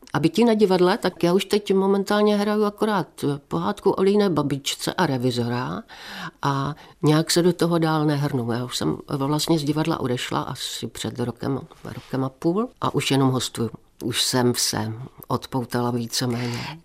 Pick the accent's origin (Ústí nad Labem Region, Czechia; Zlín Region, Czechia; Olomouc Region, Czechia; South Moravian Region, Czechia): South Moravian Region, Czechia; Moravian Slovakia; now in Ostrava, Czechia; jsem vyrostla vlastně na Slovácku